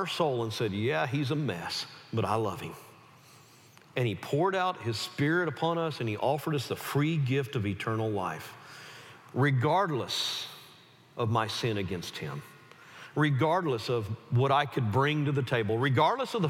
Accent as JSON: {"language": "English", "region": "the South", "country": "United States", "tie": "born or raised there", "said": "I was raised in the South"}